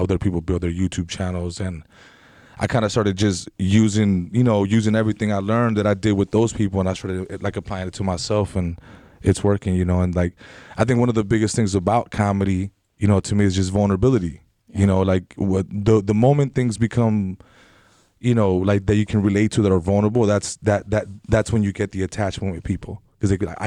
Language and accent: English; Los Angeles, California, United States; I was born in Van Nuys. Grew up in the valley right here